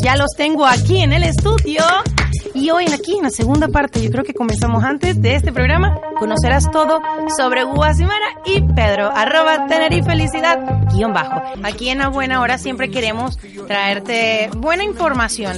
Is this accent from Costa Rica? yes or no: no; Venezuela; yo soy venezolana